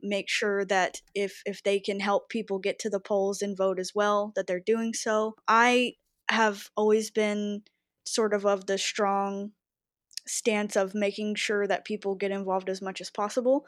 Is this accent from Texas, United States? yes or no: yes; Texas, United States; I was raised in the South, in Texas, and both my parents were Republican